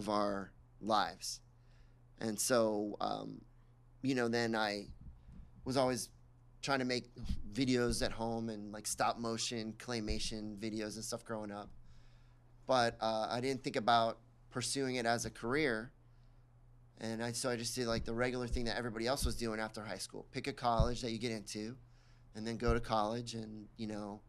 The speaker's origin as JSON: {"language": "English", "town": "Miami", "region": "Florida", "country": "United States", "tie": "born or raised there", "said": "I grew up in Miami and loved growing up in Miami"}